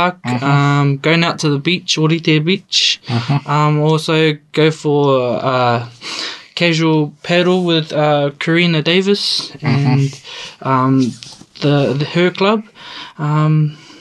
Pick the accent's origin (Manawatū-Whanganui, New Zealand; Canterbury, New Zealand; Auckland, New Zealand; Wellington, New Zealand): Manawatū-Whanganui, New Zealand; Whanganui; moved away as an adult; now in Invercargill, New Zealand; I hail from the North Island, a small town called Whanganui. And I've come down here at the beginning of this year in February to study at SIT.